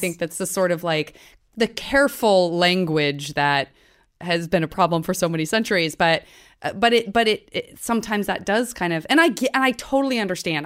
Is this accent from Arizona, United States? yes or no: yes; Tucson, Arizona, United States; I'm from Tucson